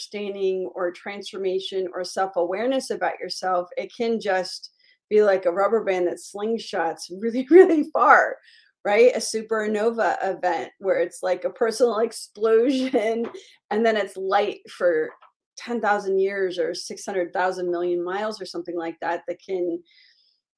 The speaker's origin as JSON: {"language": "English", "town": "Miami", "region": "Florida", "country": "United States", "tie": "born or raised there", "said": "I grew up in Miami"}